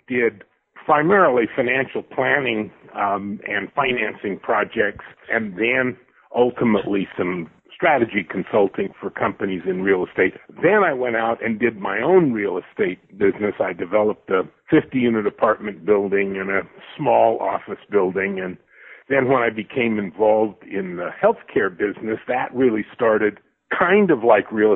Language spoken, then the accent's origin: English; Utah, United States; I was raised in Utah in a pretty poor family